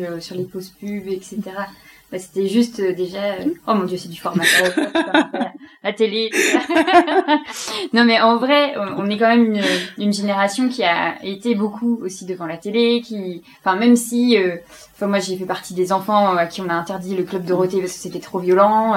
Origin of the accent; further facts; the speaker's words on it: Belgium; J'aime bien dire que je suis belge en ce moment